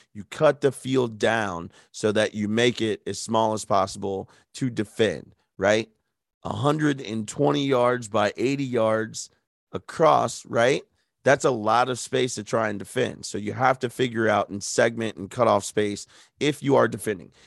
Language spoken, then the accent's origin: English; United States; I'm just an American